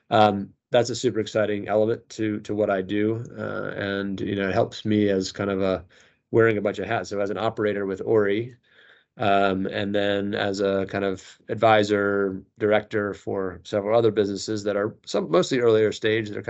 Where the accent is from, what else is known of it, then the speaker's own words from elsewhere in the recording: United States; accent: American; moved away as an adult; now in London, United Kingdom; my family lives in London, despite my American accent. Uh, yeah. We've been we've been here for 13 years. I came over here with the last business that I that I helped build, and um, so my wife and I are American, but both my kids are British.